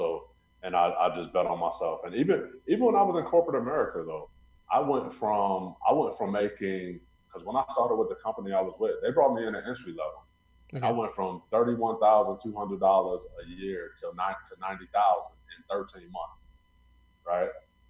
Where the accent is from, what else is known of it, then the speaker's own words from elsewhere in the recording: Missouri, United States; You know, people, I grew up near St. Louis. So, you know, we have the big Anheuser-Busch company there.